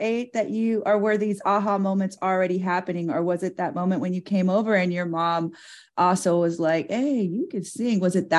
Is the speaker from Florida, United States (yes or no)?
yes; Fort Myers, Florida, United States; moved away; I'm from Fort Myers, Florida. Listen, I was born and raised in Fort Myers, Florida.